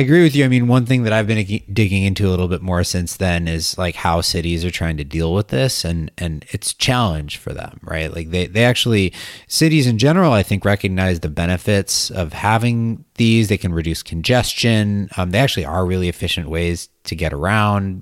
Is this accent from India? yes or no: no; Wisconsin, United States; moved away; I'm from Wisconsin, and I went back to Wisconsin for, for Thanksgiving